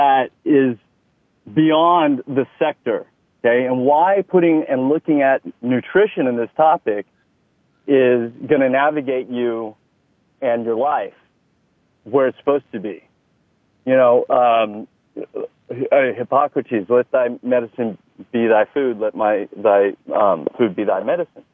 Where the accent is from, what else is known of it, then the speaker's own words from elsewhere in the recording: Texas, United States; accent: Texas; moved away; It was a large part of my life, Texas is. Some people may notice that in my accent.